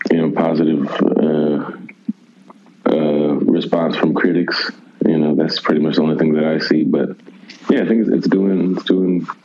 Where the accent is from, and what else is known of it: Milwaukee, Wisconsin, United States; born or raised there; moved away as an adult; also born or lived in Houston, Texas; now in Austin, United States